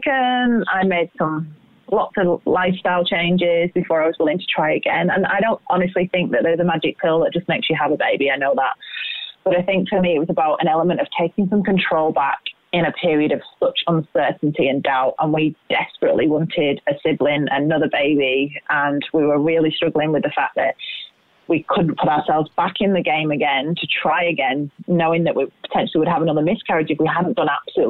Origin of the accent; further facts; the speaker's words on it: England, United Kingdom; moved away; we're both English. So imagine the diets that we grew up on